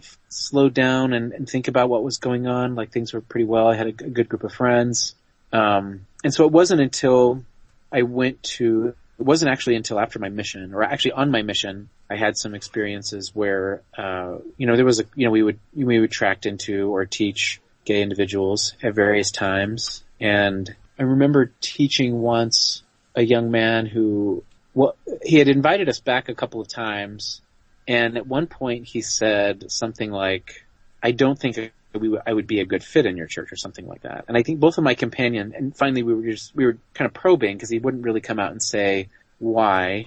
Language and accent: English; Utah, United States; I grew up in Utah